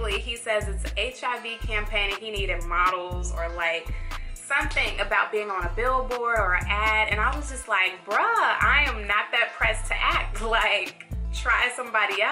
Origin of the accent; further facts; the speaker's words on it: Chicago, Illinois, United States; now in Atlanta, United States; I'm from Chicago